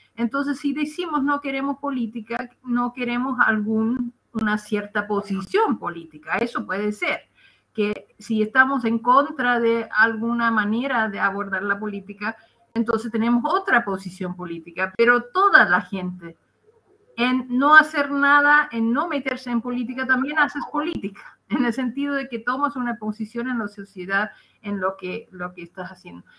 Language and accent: Spanish; Netherlands; Spanish is a second language; moved away as an adult; now in Chile; soy eh, holandesa de origen